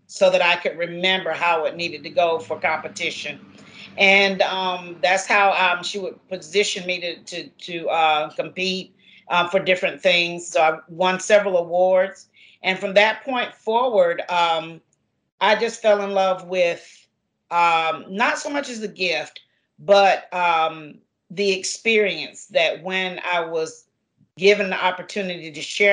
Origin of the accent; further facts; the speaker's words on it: Garner, North Carolina, United States; I'm very excited to be, as they say, a Garnerarian since I grew up here. So Jones Sausage Road is where I grew up.